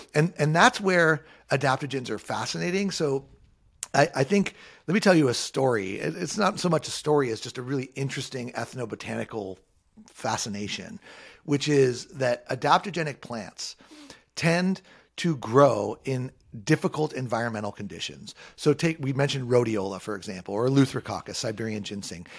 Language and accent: English; Southern California, United States; I grew up in Southern California, a surfer and a skater